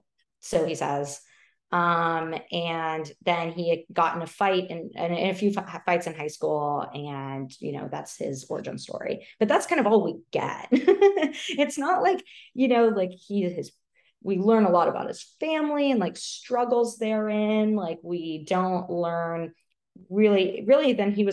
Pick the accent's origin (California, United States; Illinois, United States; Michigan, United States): California, United States; Bay Area; I grew up in the Bay Area. let me lay that out there. I grew up in the Bay Area, and I'm pretty in deep on some tech stuff.